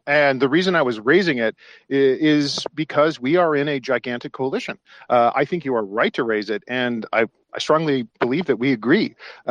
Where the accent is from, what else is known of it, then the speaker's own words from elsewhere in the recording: United States; I'm an American conservative